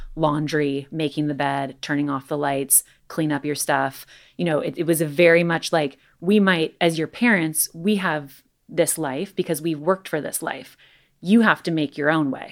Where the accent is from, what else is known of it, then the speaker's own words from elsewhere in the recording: Los Angeles, California, United States; growing up in Los Angeles